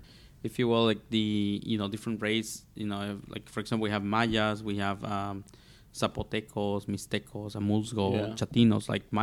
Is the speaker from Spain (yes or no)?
no; Oaxaca, Mexico; moved away; I'm from Oaxaca, Mexico.